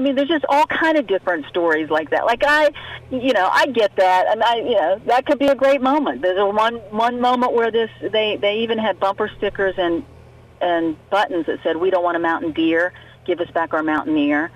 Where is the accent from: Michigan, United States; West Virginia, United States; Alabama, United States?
West Virginia, United States; Fairview; I'm from North Central West Virginia. I'm from Fairview outside Fairmont